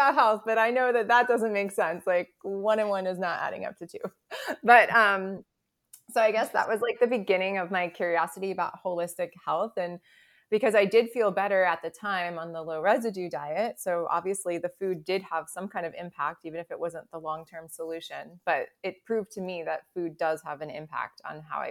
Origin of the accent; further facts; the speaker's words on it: United States; I was born in the United States and grew up in the 80s and 90s